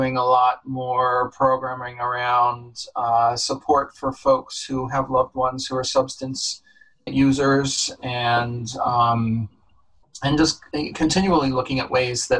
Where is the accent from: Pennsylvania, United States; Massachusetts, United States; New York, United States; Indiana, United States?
New York, United States; Dutchess County; also born or lived in California / Los Angeles / Connecticut; now in New Haven, United States; I grew up in Dutchess County, New York